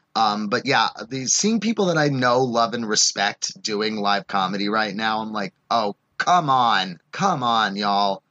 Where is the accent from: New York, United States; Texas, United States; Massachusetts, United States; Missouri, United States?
New York, United States; New York City; moved away; I was visiting home in New York